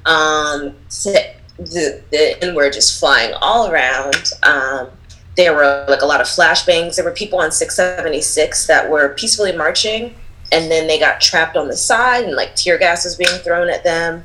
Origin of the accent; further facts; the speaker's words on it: Philadelphia, Pennsylvania, United States; I grew up in Philly. I'm born and raised from there